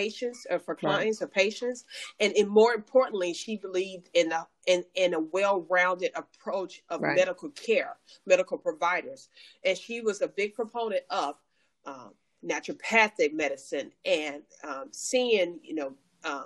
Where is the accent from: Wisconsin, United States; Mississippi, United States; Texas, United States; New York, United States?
Mississippi, United States; I'm from that deep South, Mississippi